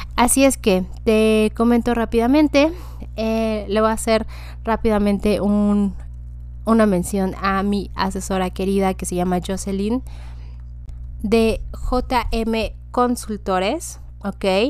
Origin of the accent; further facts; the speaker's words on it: Mexico; nos da a nosotros como ciudadanos mexicanas